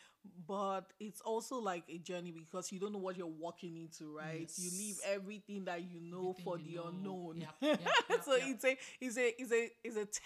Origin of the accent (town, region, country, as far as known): Nigeria; moved away as an adult; now in Portland, United States